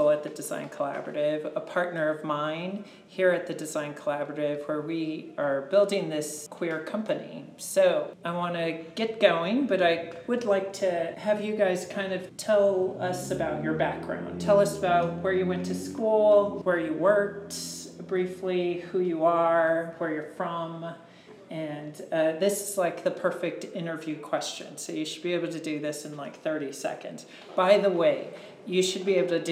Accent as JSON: {"language": "English", "town": "Mercedes", "region": "Texas", "country": "United States", "moved": "yes", "said": "I'm from Mercedes, Texas, a small town in the Rio Grande Valley"}